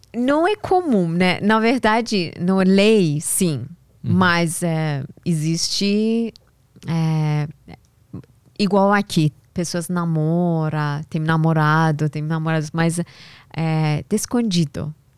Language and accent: Portuguese; Tehran, Tehran Province, Iran; first language Persian; Portuguese is a second language; moved away as an adult; now in São Paulo, Brazil; lá no Irã, eu nasci em Teherã, capital do Irã